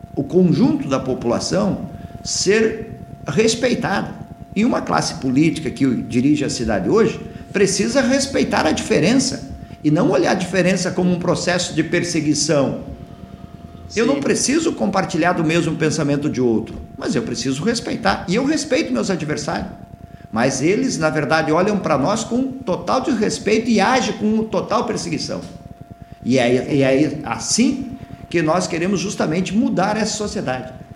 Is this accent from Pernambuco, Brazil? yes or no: no; Mata, Rio Grande do Sul, Brazil; also born or lived in Jaguari / Sapiranga; Eu sou natural da cidade de Mata, que fica na região da, de Santa Maria